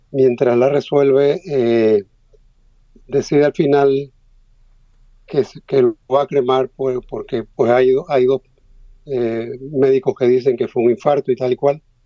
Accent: Panama; yo soy un escritor panameño

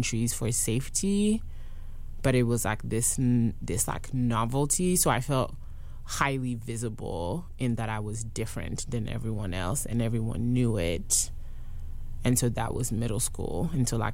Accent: Côte d’Ivoire; first language French; English is a second language; now in Durham, United States; I went to private school in the Ivory Coast

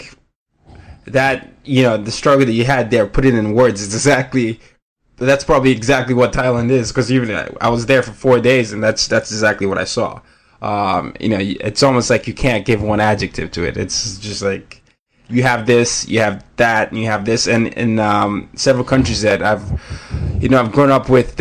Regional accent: Nigeria; now in New York City, United States; As a Nigerian

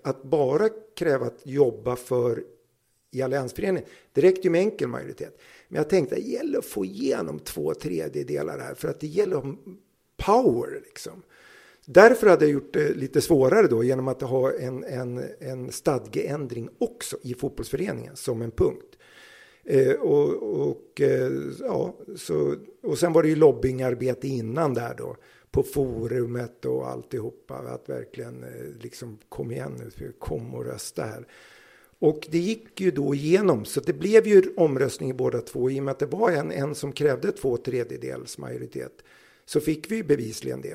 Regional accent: Södertälje, Stockholm County, Sweden; Jag är från Södertälje

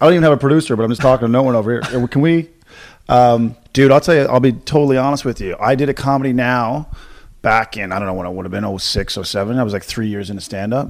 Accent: Corner Brook, Newfoundland and Labrador, Canada; moved away; my hometown's, like, now it's, like, twenty thousand people, twenty-one thousand

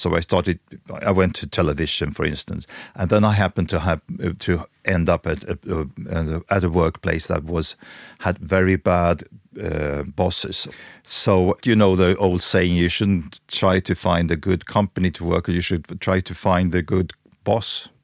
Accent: Stockholm, Stockholm County, Sweden; I'm born and raised in Stockholm

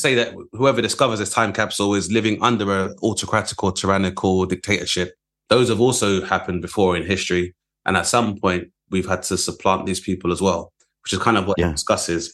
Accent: London, United Kingdom; growing up in Southeast London

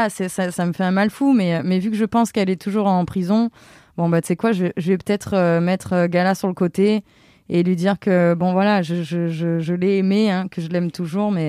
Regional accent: Avignon, Provence-Alpes-Côte d'Azur, France; moved away; Je suis complètement d'Avignon.

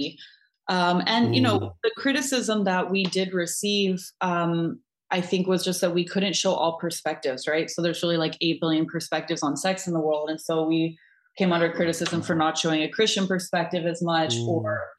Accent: United States; now in Netherlands; I'm American, so I also grew up with that kind of very conservative mentality around it.

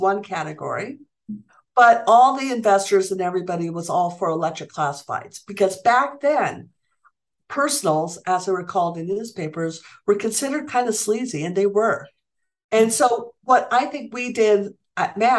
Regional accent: Santa Fe, New Mexico, United States; Santa Fe at the time, which is my hometown.

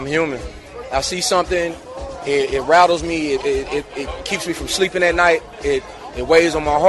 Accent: Meridian, Mississippi, United States; I'm from Mississippi.

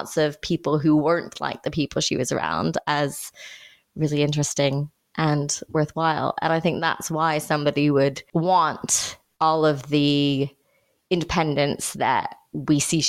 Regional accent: Indiana, United States; growing up in Indiana

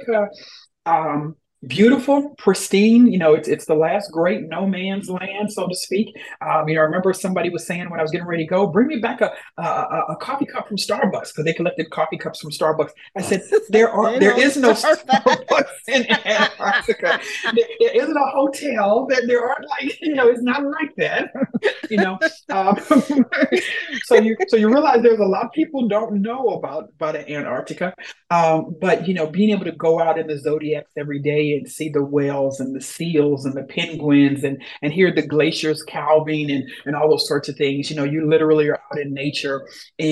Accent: Louisiana, United States; I grew up in the South, born and raised, warm weather, you know, from Louisiana

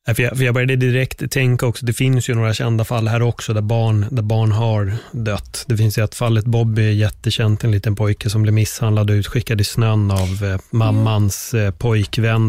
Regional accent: Sweden; nu är jag uppväxt här

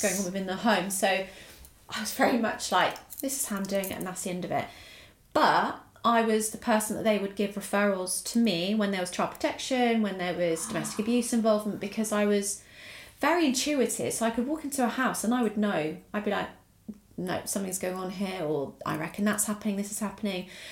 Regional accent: Essex, East of England, United Kingdom; born or raised there; also born or lived in Italy

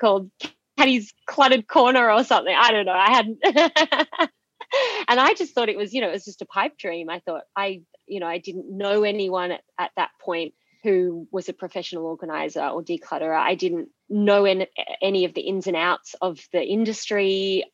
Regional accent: Sydney, New South Wales, Australia; also born or lived in Perth, Australia; flew back interstate to Sydney, which is my home state

